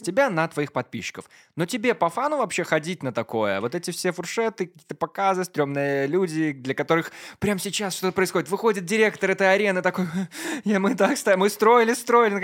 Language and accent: Russian; Maladzyechna, Minsk Region, Belarus; я из Молодечно